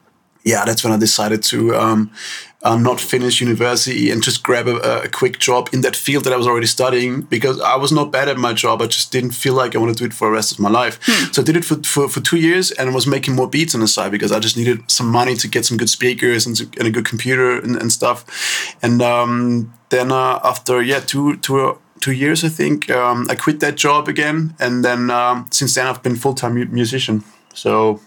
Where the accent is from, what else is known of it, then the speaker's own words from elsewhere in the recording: Upper Austria, Austria; also born or lived in Linz / Wels; I grew up there in a town called Al-Hamming. Really small.